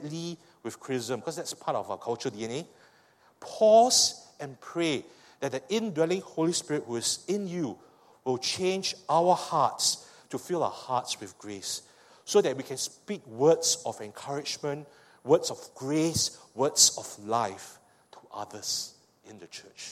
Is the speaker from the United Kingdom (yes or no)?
no; Singapore; I speak as a Singaporean